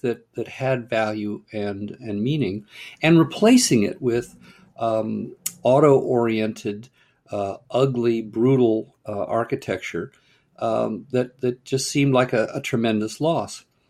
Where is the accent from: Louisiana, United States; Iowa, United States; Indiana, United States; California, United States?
California, United States; Pasadena; I grew up in Pasadena, California